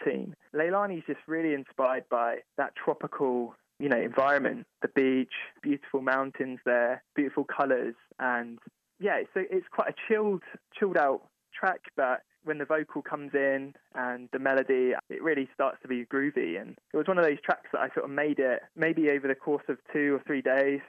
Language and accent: English; England, United Kingdom; moved away as an adult; now in Cincinnati, United States; music that I grew up with in England